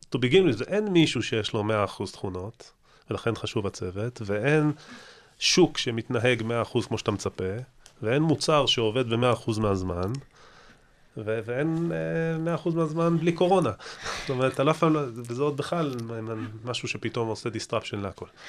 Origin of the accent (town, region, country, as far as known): Israel